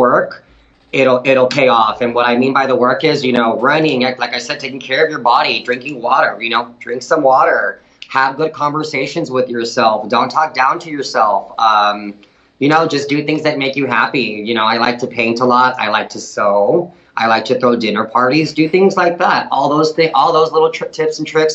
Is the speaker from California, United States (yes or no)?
no; Del Rio, Texas, United States; I'm from Del Rio